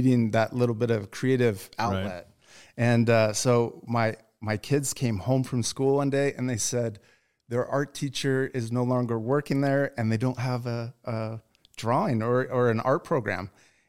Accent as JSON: {"language": "English", "region": "Utah", "country": "United States", "also_born_or_lived": "Michigan", "moved": "as an adult", "said": "we're from Utah, so all of our family, you know, our parents are from here"}